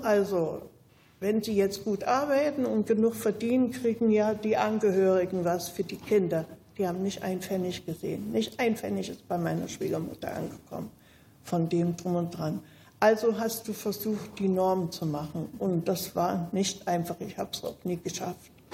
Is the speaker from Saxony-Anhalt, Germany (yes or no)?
yes; Zeitz, Saxony-Anhalt, Germany; moved away as an adult; also born or lived in Schwedt / East Berlin; Ich bin 1945 in Zeitz im Burgenlandkreis geboren